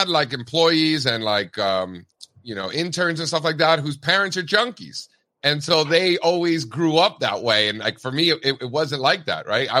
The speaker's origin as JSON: {"language": "English", "town": "Miami", "region": "Florida", "country": "United States", "tie": "born or raised there", "said": "I grew up an Orioles fan because I grew up in Miami."}